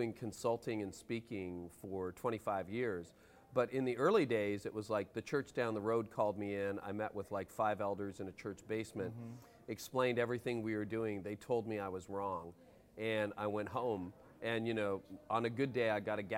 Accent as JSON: {"language": "English", "country": "Canada", "accent": "Canadian", "said": "I'm Canadian"}